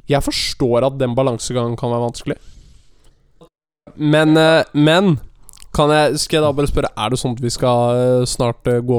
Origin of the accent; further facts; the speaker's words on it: Bergen, Vestland, Norway; jeg er fra Bergen og du er fra Lillehammer, så er det, eller Gudbrandsdalen